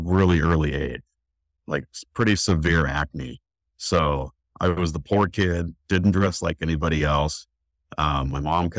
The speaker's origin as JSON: {"language": "English", "town": "Oregon City", "region": "Oregon", "country": "United States", "tie": "born or raised there", "also_born_or_lived": "Reno, Nevada", "said": "I was born in Reno, Nevada. And I think when I was about 5, I moved up to the Northwest and to Oregon, into Oregon City with my mom"}